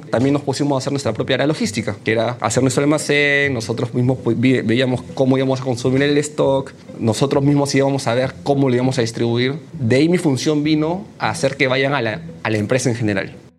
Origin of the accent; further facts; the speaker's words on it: Peru; also born or lived in China; cuando regresé a Perú